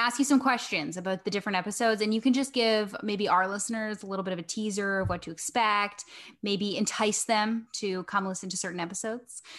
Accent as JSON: {"language": "English", "town": "Winnipeg", "region": "Manitoba", "country": "Canada", "said": "I'm actually from Winnipeg"}